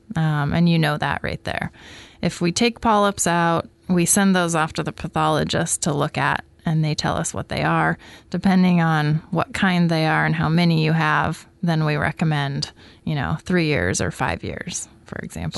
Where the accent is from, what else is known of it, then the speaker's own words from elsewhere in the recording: Coquille, Oregon, United States; moved away as an adult; I am actually from Coquille, Oregon